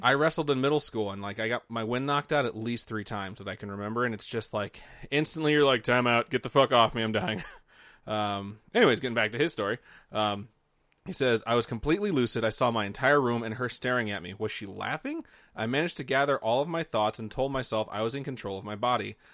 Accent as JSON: {"language": "English", "region": "Indiana", "country": "United States", "tie": "born or raised there", "said": "I grew up in Indiana"}